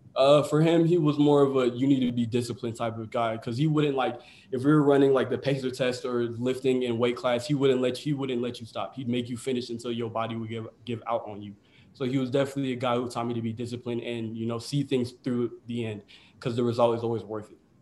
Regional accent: United States; my parents were born in Ghana, but I was born in the United States

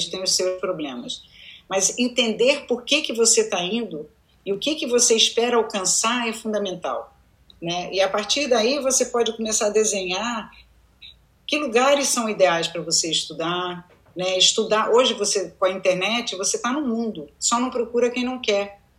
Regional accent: United States; eu era a única pessoa que tinha um sotaque, uhum. é, eu era a única pessoa que. É, que tinham outras histórias para contar além de ter crescido nos Estados Unidos.

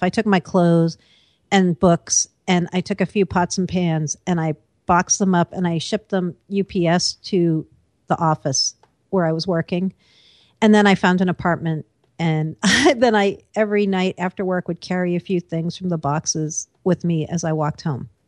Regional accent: East Coast, United States; also born or lived in Seattle; now in New York, United States; I am an East Coaster

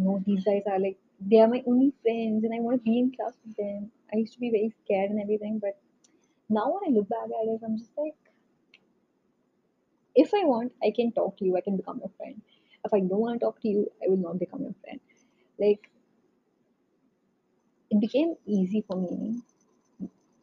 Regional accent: North India, India; accent: North Indian; moved away; my North Indian accent

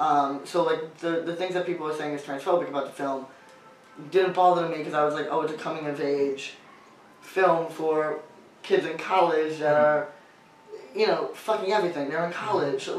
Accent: New York, United States; I grew up in New York

